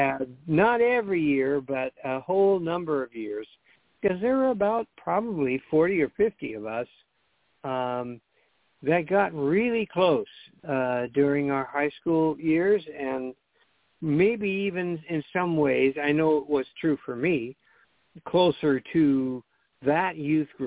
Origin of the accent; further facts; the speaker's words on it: Pasadena, California, United States; We know each other from growing up in the Pasadena area and going to Lake Avenue Congregational Church